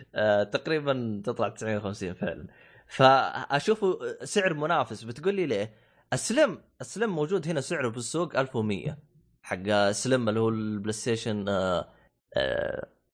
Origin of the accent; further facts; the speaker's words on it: Saudi Arabia; عندنا في السعوديه